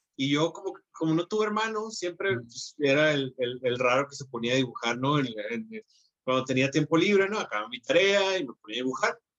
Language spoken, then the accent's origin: Spanish; Hermosillo, Sonora, Mexico; viviendo en Hermosillo, entonces, soy de Hermosillo, Sonora